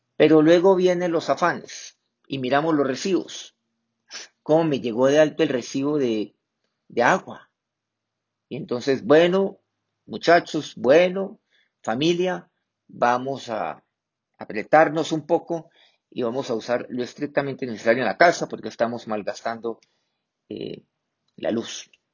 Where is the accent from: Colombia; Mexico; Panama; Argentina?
Colombia; aquí en mi país, pues, eh, la cocina colombiana